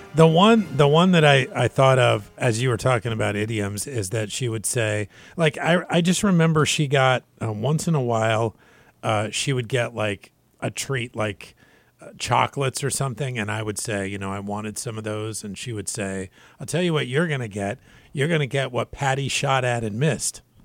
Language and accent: English; Washington, United States; I'm from Washington State